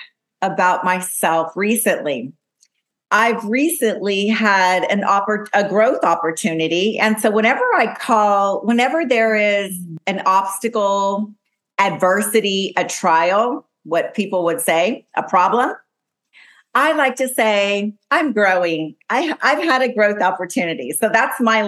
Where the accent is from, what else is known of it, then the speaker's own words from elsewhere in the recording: Las Palmas, Canary Islands, Spain; moved away; my hometown, Las Palmas, Gran Canary